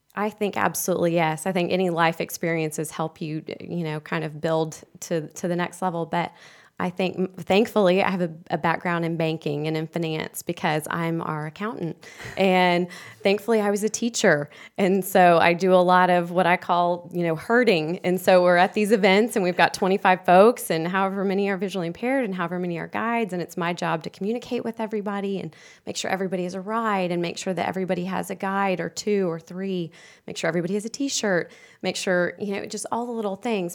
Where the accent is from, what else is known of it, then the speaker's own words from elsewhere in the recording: Houston, Texas, United States; moved away as an adult; now in Charlotte, United States; I'm from Houston, and I moved here a few years ago